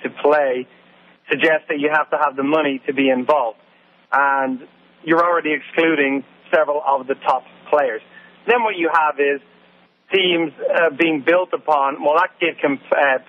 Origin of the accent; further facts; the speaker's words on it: Ireland; moved away; I grew up in Ireland